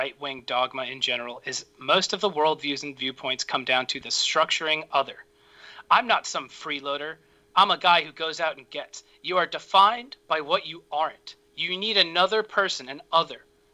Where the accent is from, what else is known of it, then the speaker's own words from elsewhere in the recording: Massapequa, New York, United States; accent: New York; moved away as an adult; now in Maryland, United States; I'm from Massapequa